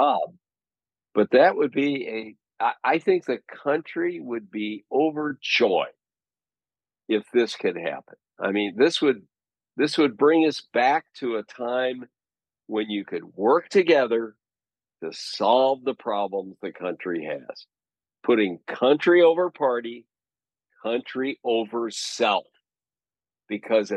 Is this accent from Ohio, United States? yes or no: no; Missouri, United States; I'm from Missouri